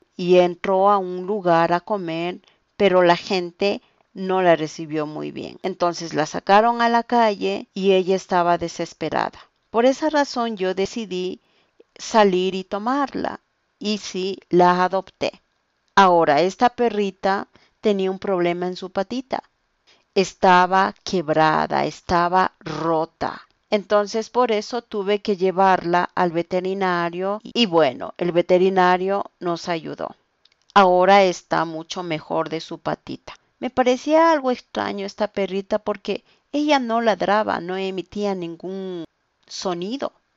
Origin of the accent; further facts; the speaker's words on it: Quito, Pichincha, Ecuador; soy de Quito, Ecuador